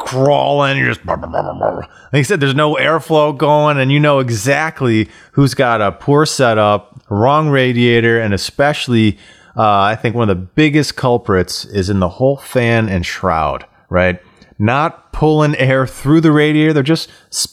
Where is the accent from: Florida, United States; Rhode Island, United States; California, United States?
Florida, United States; moved away as an adult; I grew up born and raised in Florida in the swamp